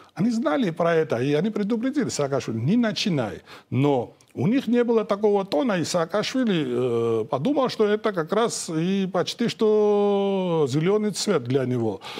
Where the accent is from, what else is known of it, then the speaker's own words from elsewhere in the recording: Georgia; я как грузин сейчас, э, мой народ